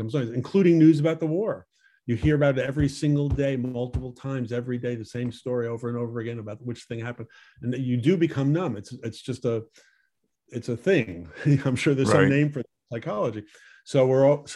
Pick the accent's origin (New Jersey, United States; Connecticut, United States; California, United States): Connecticut, United States; Stamford; moved away; also born or lived in Westport, Connecticut / Southport, Connecticut; I grew up in Stamford